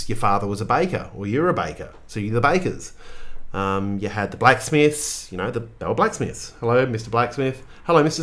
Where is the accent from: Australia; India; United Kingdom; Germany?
Australia; I am a mid-40s white Australian male